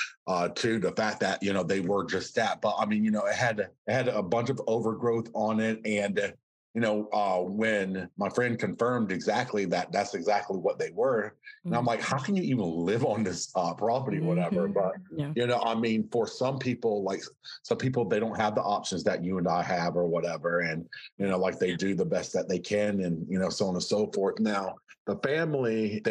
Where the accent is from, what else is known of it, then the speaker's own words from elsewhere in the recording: California, United States; moved away as an adult; also born or lived in South Carolina; now in Charleston, United States; I was born and raised in California, but I live here in South Carolina.